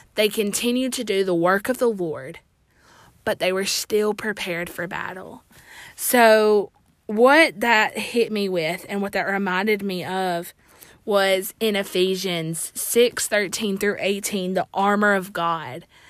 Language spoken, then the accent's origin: English; Alabama, United States; I'm from Alabama